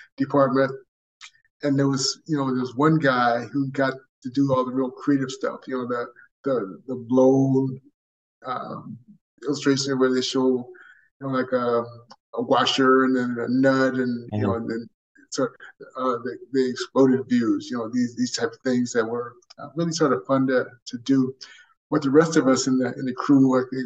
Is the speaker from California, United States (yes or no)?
yes; Monrovia, California, United States; I was born and raised in Southern California, a little town called Monrovia.